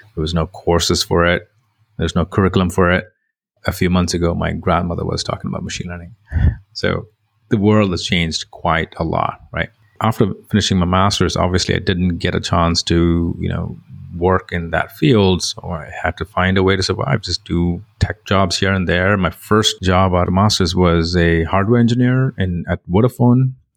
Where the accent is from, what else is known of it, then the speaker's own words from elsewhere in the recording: India; moved away as an adult; also born or lived in England; I come from India, you know, very, very lower middle class family, very tough environment. Did my bachelor's in computer engineering there